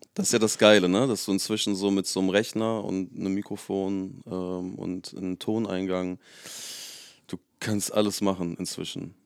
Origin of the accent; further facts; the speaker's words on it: south of Hamburg, Germany; wir sind in meiner quasi Heimat, also ich komme aus dem Süden von Hamburg. Mhm. Und das ist von hier jetzt so zu meinem Elternhaus, wäre es wahrscheinlich 20 Minuten im Auto.